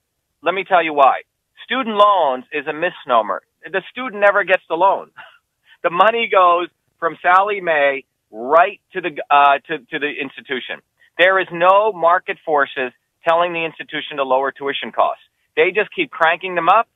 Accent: Paterson, New Jersey, United States; also born or lived in India / New York; now in Massachusetts, United States; I grew up in New Jersey and Patterson and Clifton

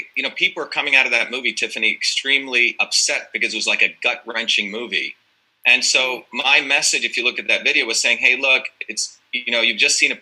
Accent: Massachusetts, United States; I am from Massachusetts

